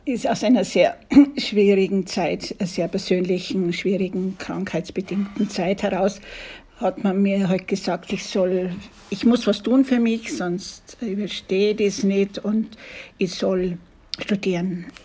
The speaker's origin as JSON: {"language": "German", "town": "Kitzbühel", "region": "Tyrol", "country": "Austria", "said": "Ich komme aus Tirolern, aus Kitzbühel und habe die Fahrt natürlich sehr genossen."}